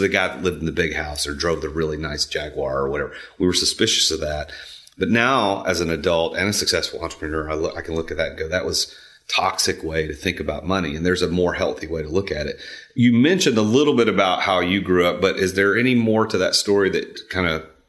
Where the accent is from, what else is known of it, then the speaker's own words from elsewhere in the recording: Nashville, Tennessee, United States; I'm from the Nashville area. I grew up here